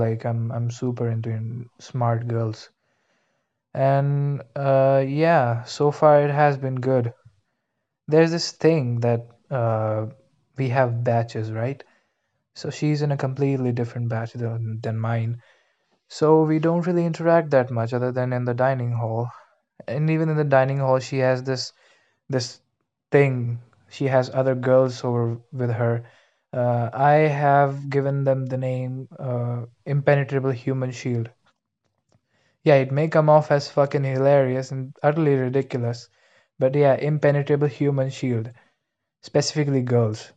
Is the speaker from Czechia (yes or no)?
no; India; English is a second language; moved away; I'm actually from India